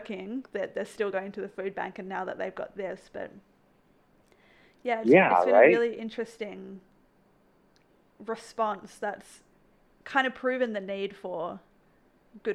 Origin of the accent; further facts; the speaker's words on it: Australia; now in Canada; I grew up in Australia, so moving to Canada